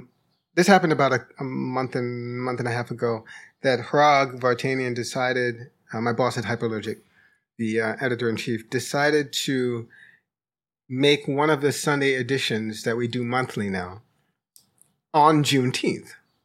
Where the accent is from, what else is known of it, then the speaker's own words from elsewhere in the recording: New York, United States; part of it is that I grew up in New York, so I'm not connected in a way to the sort of Southern ways